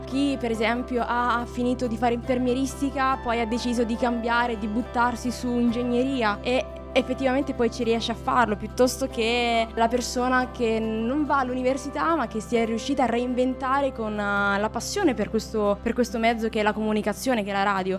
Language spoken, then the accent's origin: Italian; Calabria, Italy; moved away as an adult; now in Pisa, Italy; sono calabrese, però mi sono trasferita quando ho finito le scuole superiori a Pisa in Toscana